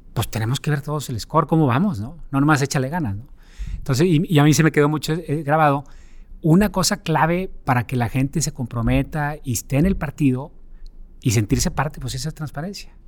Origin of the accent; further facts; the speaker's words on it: Monterrey, Nuevo León, Mexico; moved away as an adult; crecí y nací aquí en Monterrey.